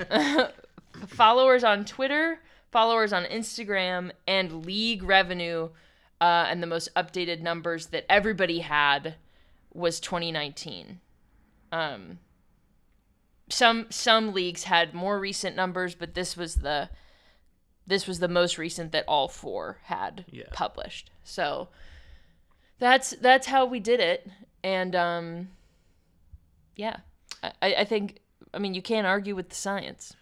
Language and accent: English; Pittsburgh, Pennsylvania, United States; growing up in Pittsburgh